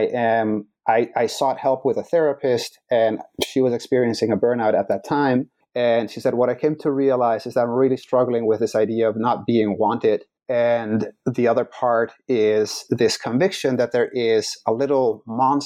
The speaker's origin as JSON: {"language": "English", "country": "Netherlands", "tie": "born or raised there", "second_language": "English", "moved": "as an adult", "lives_now": "Chicago, United States", "said": "So I was born in the Netherlands. I was born in a loving household, mom, dad, siblings."}